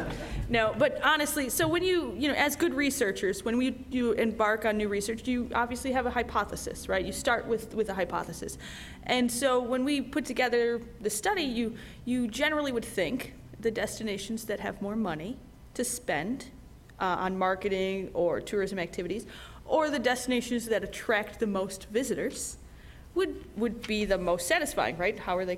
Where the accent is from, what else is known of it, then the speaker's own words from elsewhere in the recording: Midwest, United States; I'm from the Midwest, so gray is normal